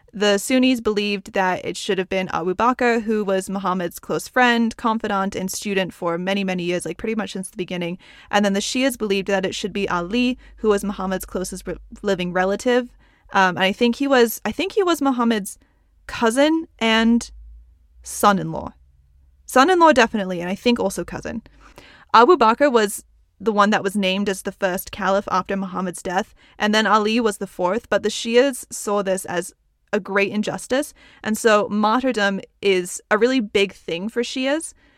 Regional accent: United States; soy estadounidense. I'm American

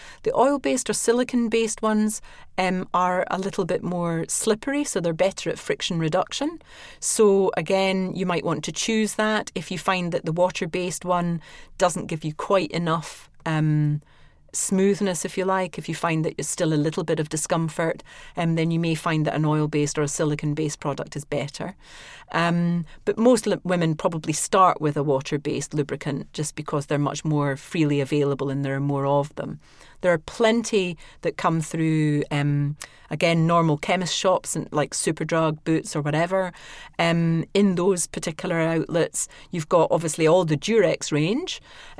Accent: Scotland, United Kingdom; accent: Scottish

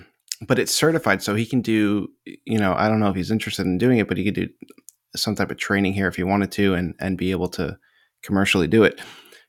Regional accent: United States; We're American.

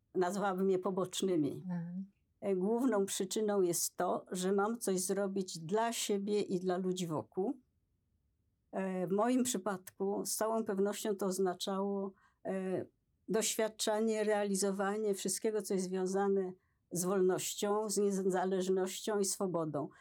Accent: Poland; ja się urodziłam w Polsce

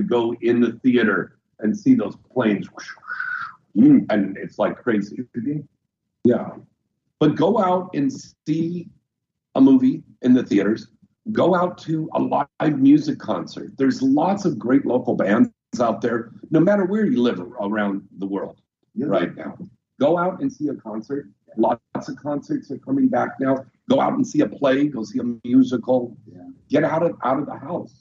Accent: United States; accent: American; my American accent

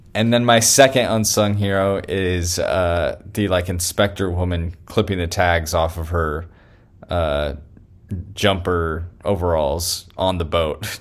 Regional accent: Elk Grove, California, United States; now in Redding, United States; I was in my hometown

